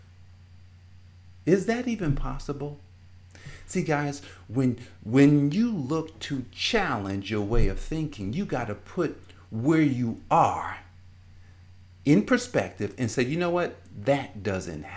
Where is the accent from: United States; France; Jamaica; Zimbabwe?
United States; Newark, New Jersey; I grew up in Newark, New Jersey